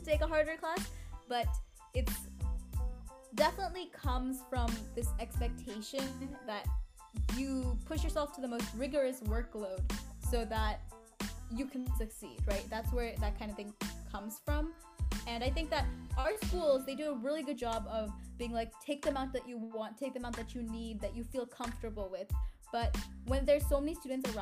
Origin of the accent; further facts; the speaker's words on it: Oregon, United States; now in California, United States; I grew up in Oregon before I moved to California